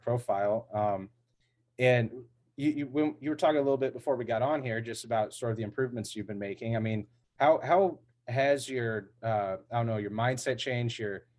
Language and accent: English; Midwest, United States; also born or lived in Connecticut; I'm from the Midwest. And I lived in New England, in Connecticut, like I said, for a little while